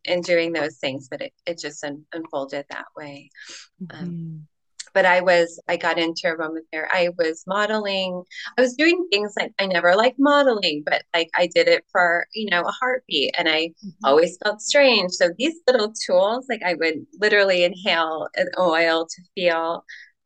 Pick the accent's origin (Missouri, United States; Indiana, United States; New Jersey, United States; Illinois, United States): Illinois, United States; I come from Illinois, the Midwest.